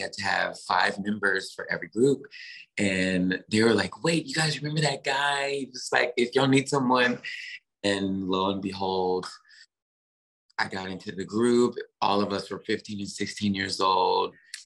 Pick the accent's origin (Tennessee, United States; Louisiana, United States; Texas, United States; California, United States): Tennessee, United States; Memphis; born or raised there; moved away